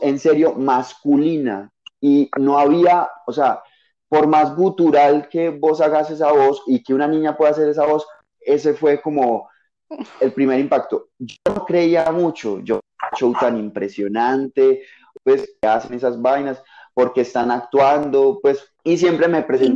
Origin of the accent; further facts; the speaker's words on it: Paisa region, Antioquia, Colombia; accent: paisa; sí, soy paisa